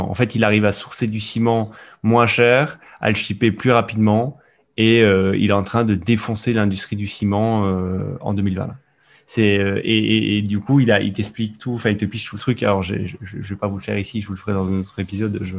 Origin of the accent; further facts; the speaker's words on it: Sicily, Italy; moved away; moi, j'ai grandi en Sicile